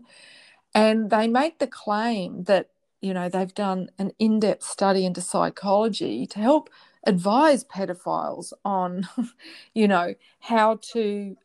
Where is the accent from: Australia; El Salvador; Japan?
Australia; I'm speaking as an Australian